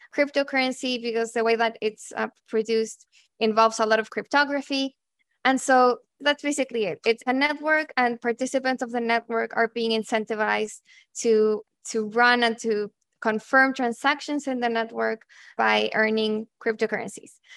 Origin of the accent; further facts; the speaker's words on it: Santiago, Santiago Metropolitan Region, Chile; moved away as an adult; I'm originally from Santiago, Chile, and that's where I went to university.